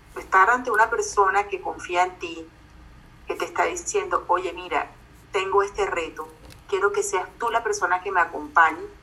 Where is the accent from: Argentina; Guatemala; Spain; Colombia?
Colombia; Barranquilla, Atlántico; accent: barranquillero; yo soy colombiana, creo que más de uno que está escuchando ya se las pilló, nací en Barranquilla